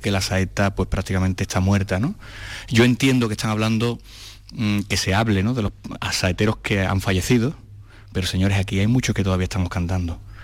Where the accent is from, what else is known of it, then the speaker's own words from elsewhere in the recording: Seville, Andalusia, Spain; como sevillano que soy